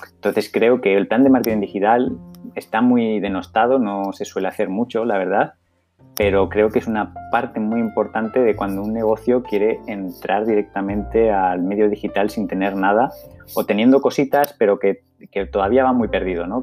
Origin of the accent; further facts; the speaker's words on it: Zaragoza, Aragon, Spain; en Zaragoza, en mi tierra